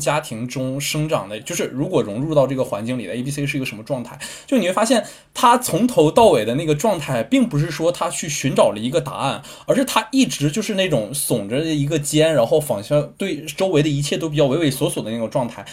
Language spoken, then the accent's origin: Chinese; Northeast China, China; 我们都是东北的，我和老戴是东北的